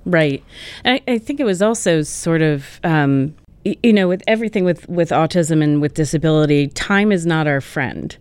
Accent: New England, United States; also born or lived in Wisconsin; now in Connecticut, United States; I grew up in New England

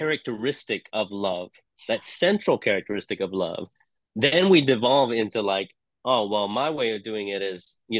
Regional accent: Hong Kong; moved away as an adult; also born or lived in England; now in United States; I didn't grow up in the U.S. So I grew up in Hong Kong. I spent time in England. I came to the U.S. in my 20s.

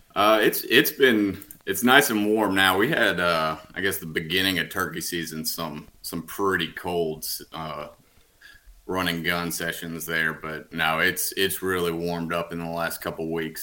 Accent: Huntsville, Alabama, United States; now in Birmingham, United States; I'm from from Huntsville, right around there

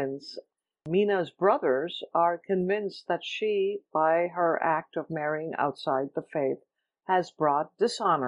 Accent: Mumbai, Maharashtra, India; moved away as an adult; now in Cleveland, United States; I was born and raised in Bombay, India. I came to the U.S. when I was 21 to go to grad school to study journalism

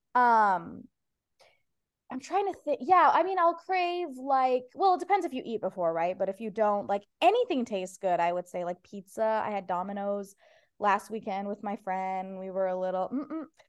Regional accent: Ohio, United States; first language Persian; English is a second language; now in Los Angeles, United States; I'm from Ohio

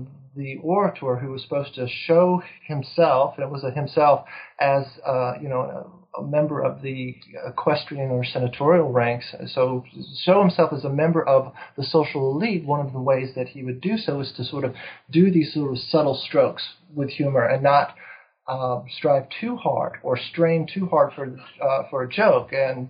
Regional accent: East Coast, United States; also born or lived in Texas; I grew up on the East Coast, lived in Texas for a number of years

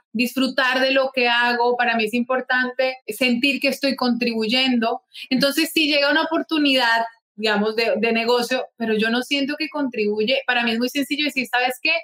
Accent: Bogotá, Colombia; moved away as an adult; now in Barranquilla, Colombia; Luego decidimos mudarnos con mi familia aquí a Barranquilla, yo soy de Bogotá

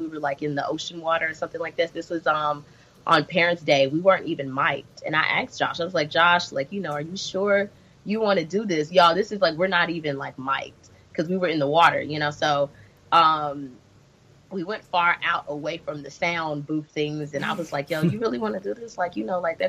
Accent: Memphis, Tennessee, United States; moved away as an adult; now in Los Angeles, United States; I'm from Memphis, Tennessee

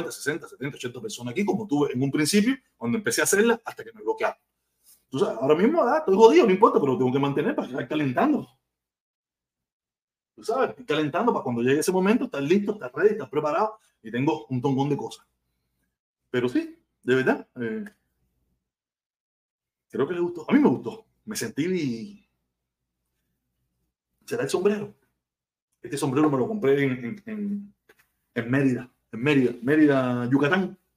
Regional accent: Cuba; yo soy súper cubano, yo soy un cubanazo, un cubanazo que ama mi tierra

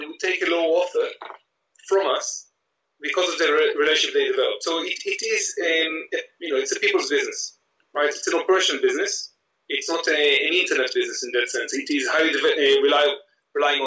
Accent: Israel; moved away as an adult; I grew up in Israel

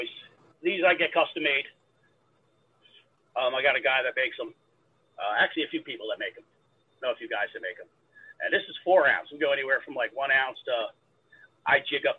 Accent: New York, United States; I'm from New York. I'm in New York.

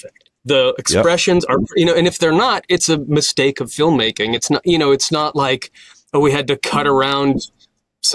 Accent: Orange County, California, United States; also born or lived in Berkeley, California; I grew up in Orange County

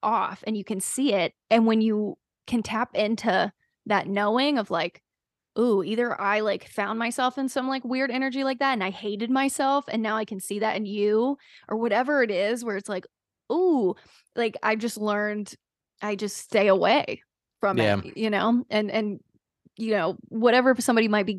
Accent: North Carolina, United States; moved away as an adult; I was from North Carolina, so like all the kids, like we grew up drinking super early.

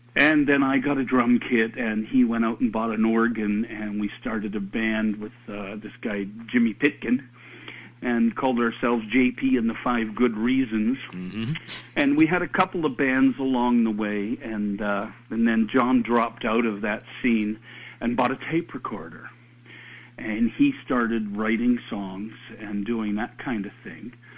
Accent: Canada; we're Canadian

